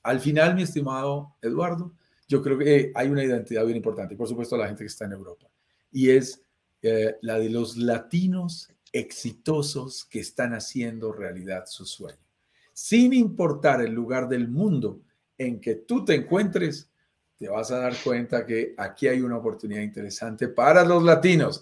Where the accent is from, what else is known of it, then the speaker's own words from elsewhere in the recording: Colombia; soy colombiano, vivo en Colombia